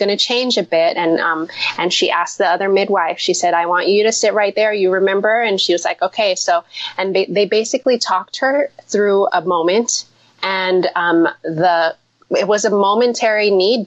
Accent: Seattle, Washington, United States; now in New York, United States; In my home state, in Seattle

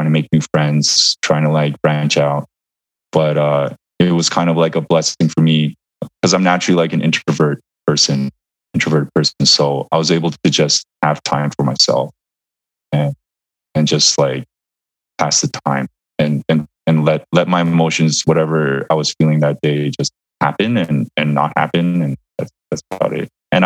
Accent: Vancouver, British Columbia, Canada; moved away as an adult; now in New York, United States; I moved to New York from Vancouver. So all of my social roots, the people that I grew up with, the people I went to university with, you know, my parents, my cousins

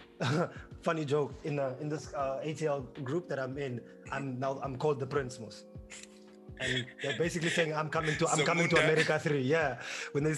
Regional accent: Windhoek, Khomas, Namibia; moved away as an adult; also born or lived in New York, United States; now in Atlanta, United States; I grew up in Windhoek my whole life.

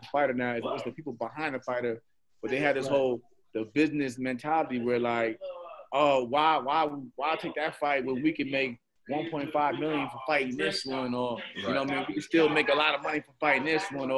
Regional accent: New York, United States; I'm from New York

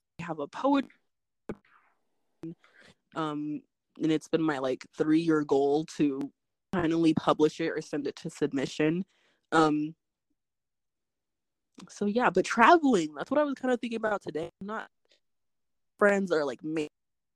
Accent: Phoenix, Arizona, United States; also born or lived in Santa Monica, California; was born in Santa Monica, California, and I grew up in Phoenix

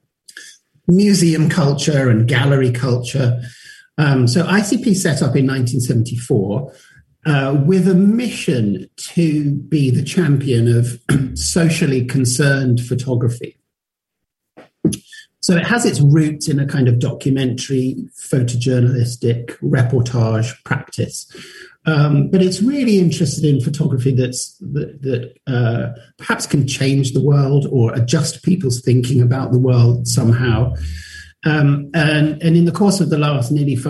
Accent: London, United Kingdom; I'm from London

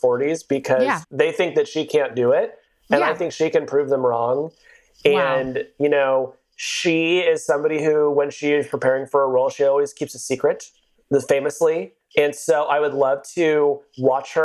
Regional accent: Southern California, United States; also born or lived in Phoenix, Arizona; now in San Francisco, United States; I grew up in Southern California

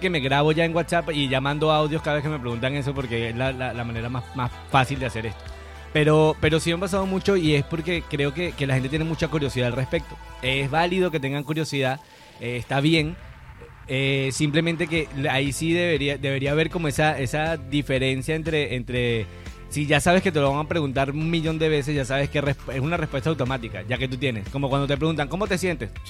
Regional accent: Venezuela; Eh, comenzando también soy venezolano eh, y también es súper interesante la postura de tener a un mexicano

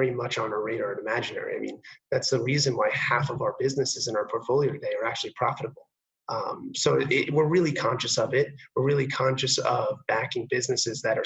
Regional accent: New York, United States; Growing up in New York

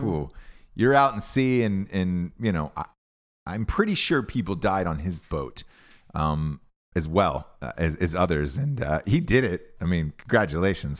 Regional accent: Georgia, United States; growing up in Georgia

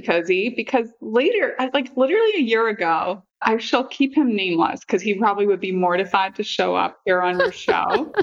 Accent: near Londonderry, Northern Ireland, United Kingdom; now in United States; I grew up in Northern Ireland Ireland

